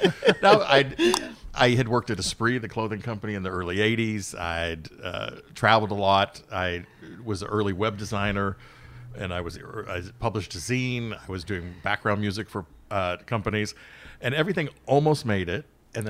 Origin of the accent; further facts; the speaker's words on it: Sausalito, California, United States; also born or lived in Mill Valley, California; I grew up in Sausalito